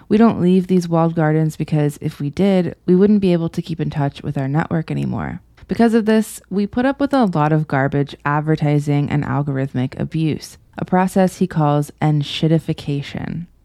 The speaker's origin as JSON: {"language": "English", "region": "Florida", "country": "United States", "tie": "born or raised there", "said": "my home state of Florida"}